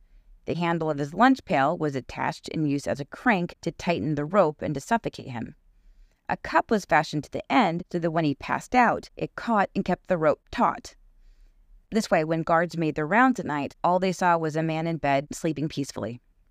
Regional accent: West Coast, United States; I grew up on the West Coast, so I use the word dude a lot.

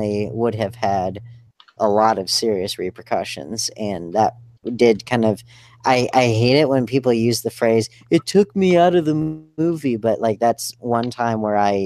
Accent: Charlotte, North Carolina, United States; independent filmmaker from Charlotte, North Carolina

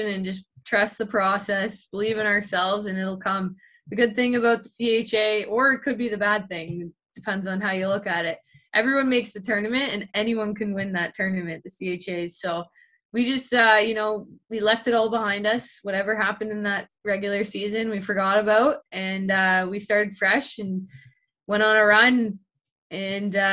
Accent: Ottawa, Ontario, Canada; moved away; also born or lived in Syracuse; my hometown of Ottawa

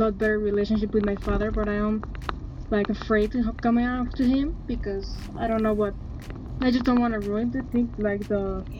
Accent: Mexico; I'm from Mexico

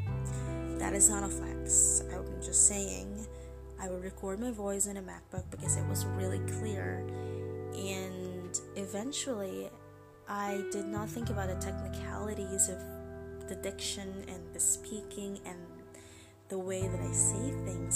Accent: Philippines; English is a second language; I'm Filipino

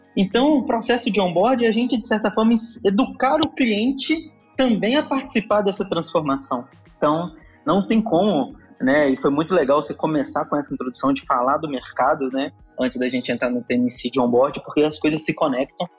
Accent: Minas Gerais, Brazil; Sou aqui do estado de Minas Gerais

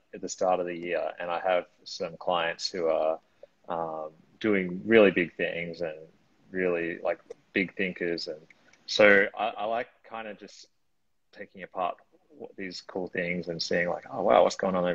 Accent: Australia; now in Lisbon, Portugal; I'm originally from Australia, but now I live citizen of the world, I guess you could call me. Currently in Lisbon, Portugal

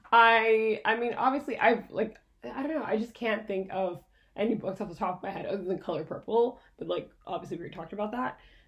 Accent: Quebec, Canada; I grew up in French school, so that's another perspective too. I went to school in Quebec. I went to full French school

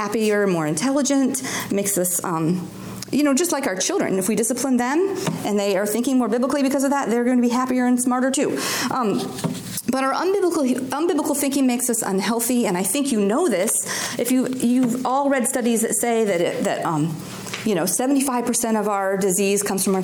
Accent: Alaska, United States; I grew up in Alaska

